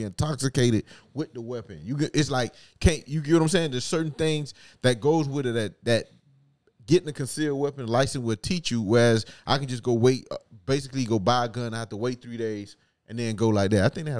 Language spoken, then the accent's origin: English; Opa-locka, Florida, United States; Like, say if I tell you I'm from Opa-locka, right?